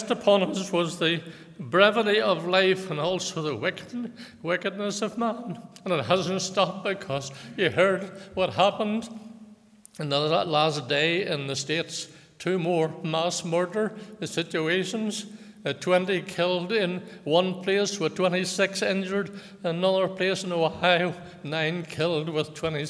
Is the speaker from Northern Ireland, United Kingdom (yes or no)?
yes; Lisburn, Northern Ireland, United Kingdom; I was born in Lagan Valley Hospital in Lisburn in 1936